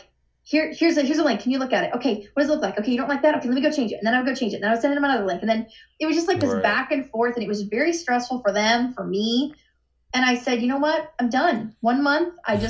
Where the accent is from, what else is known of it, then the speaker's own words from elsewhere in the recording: Cincinnati, Ohio, United States; moved away as an adult; now in Florida, United States; And I grew up in Cincinnati, and I loved it. And coming to Florida was a bit of a change.